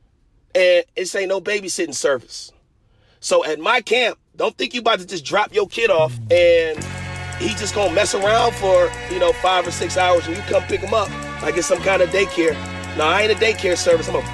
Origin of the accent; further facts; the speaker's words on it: Detroit, Michigan, United States; I'm from Detroit